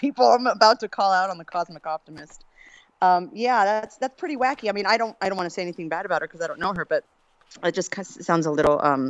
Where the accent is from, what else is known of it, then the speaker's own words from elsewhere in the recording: El Paso, Texas, United States; also born or lived in New York; now in Los Angeles, United States; I'm from El Paso, know, the part nobody ever goes to, the armpit of Texas, and I grew up in El Paso, and yeah, so it's a little boring